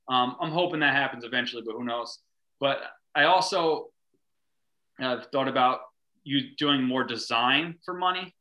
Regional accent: North Fork, Long Island, New York, United States; also born or lived in San Francisco / Brooklyn / Phoenix; A North Fork artist

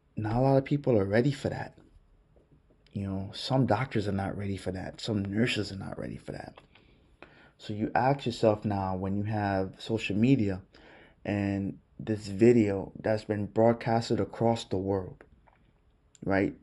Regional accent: New York City, New York, United States; growing up in Brooklyn

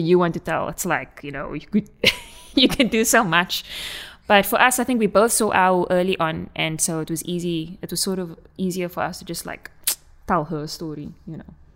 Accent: South Africa; accent: Coloured South African; my colored accent

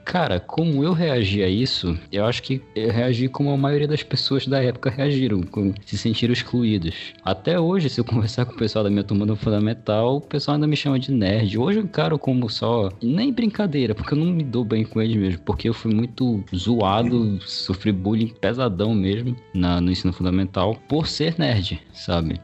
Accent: Belém, Pará, Brazil; Eu sou paraense, moro no Pará. Belém do Pará, especificamente a capital.

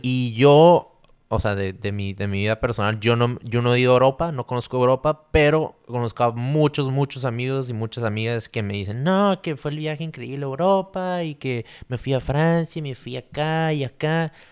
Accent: Tijuana, Baja California, Mexico; also born or lived in San Diego / Santa Cruz; nací en San Diego, pero pues viví toda mi vida en Tijuana

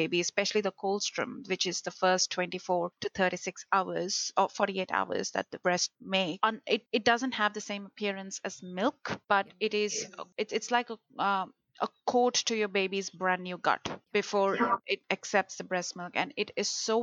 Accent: India; growing up in India

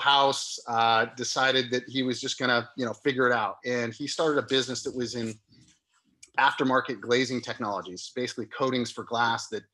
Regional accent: Santa Cruz, California, United States; I grew up here in Santa Cruz

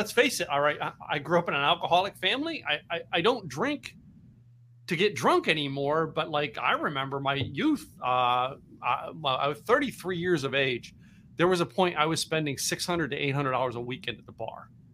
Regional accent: Philadelphia, Pennsylvania, United States; now in Texas, United States; I'm from Philadelphia area. All right, grew up up there

